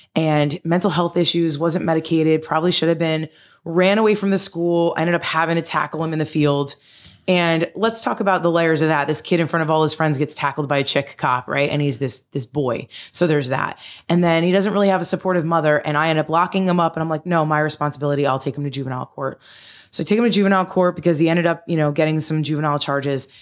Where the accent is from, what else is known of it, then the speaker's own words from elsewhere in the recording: Denville, New Jersey, United States; where I grew up in Denville.